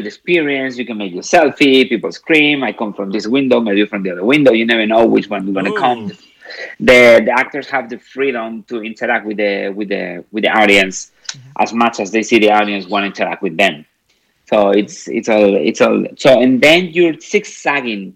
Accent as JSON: {"language": "English", "town": "Madrid", "region": "Community of Madrid", "country": "Spain", "moved": "yes", "said": "I'm originally from Spain, from Madrid."}